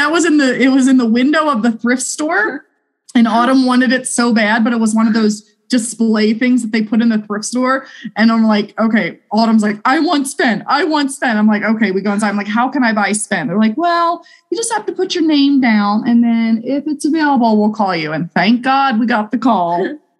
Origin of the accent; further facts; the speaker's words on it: East Coast, United States; You know, I grew up on the East Coast and I don't know, Chicago to me, I've driven by Chicago.